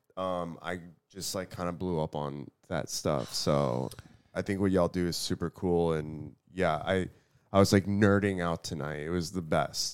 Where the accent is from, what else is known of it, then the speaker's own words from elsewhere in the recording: Houston, Texas, United States; I'm from Houston